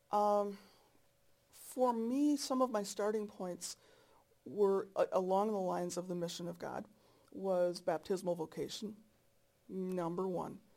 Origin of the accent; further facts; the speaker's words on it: North Dakota, United States; I'm from North Dakota.